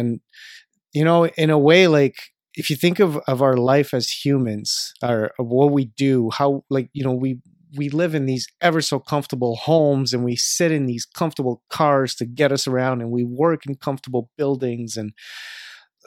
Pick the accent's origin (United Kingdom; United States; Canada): Canada; from my perspective as a Canadian